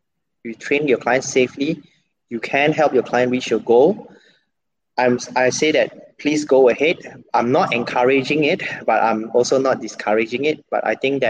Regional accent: Penang, Malaysia; now in Kuala Lumpur, Malaysia; I'm from Penang. And my IC is still Penang IC.

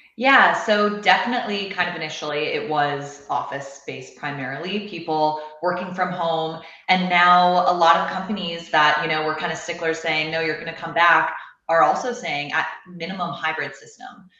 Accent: Canada; moved away as an adult; now in Austin, United States; I'm, I'm from Canada originally

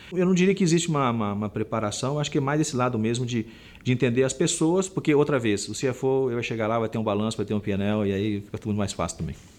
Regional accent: Minas Gerais, Brazil; como bom mineiro que eu sou

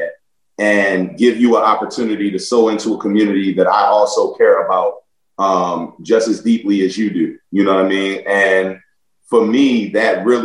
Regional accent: Baltimore, Maryland, United States; also born or lived in Buffalo / New York; growing up in Baltimore

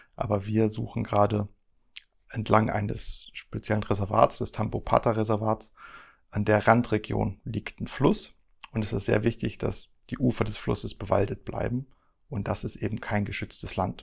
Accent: Germany; Ich komme ja hier aus dem Harz

